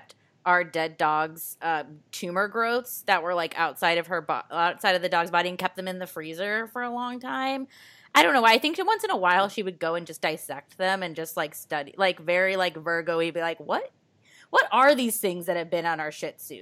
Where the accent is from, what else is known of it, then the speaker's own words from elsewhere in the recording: Midwest, United States; I being a Midwesterner